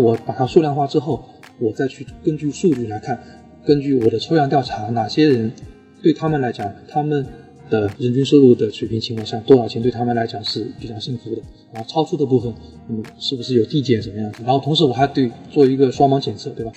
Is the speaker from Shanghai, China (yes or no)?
no; Suzhou, Jiangsu, China; 我家乡苏州